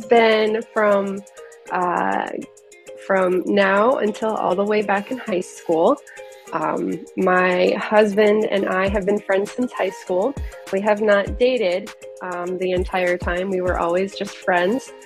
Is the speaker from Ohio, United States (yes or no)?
no; Florida, United States; growing up in Florida, I am quite the Disney girl